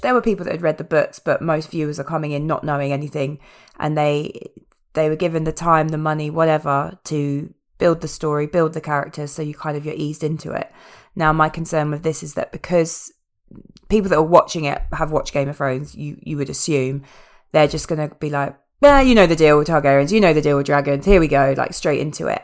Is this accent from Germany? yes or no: no; England, United Kingdom; Yeah, we are English.